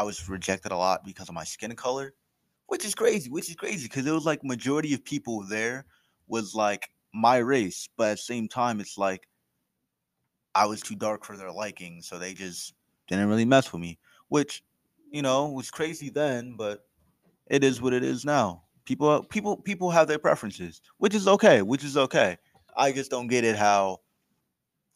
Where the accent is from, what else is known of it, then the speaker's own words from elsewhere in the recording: Trenton, New Jersey, United States; Growing up, I came from Trenton